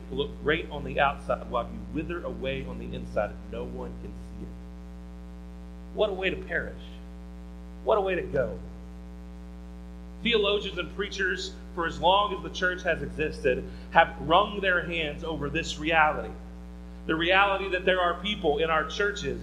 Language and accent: English; the Bible Belt, United States; grew up in the Bible Belt like I did